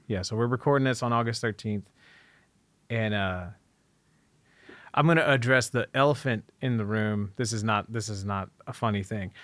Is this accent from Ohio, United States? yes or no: yes; Dayton, Ohio, United States; I grew up in not just Dayton, but a small town outside of Dayton